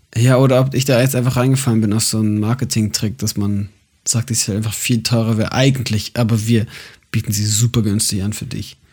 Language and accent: German; Munich, Bavaria, Germany; moved away; meiner Heimatgemeinde, also bei euch in der FEG München Südost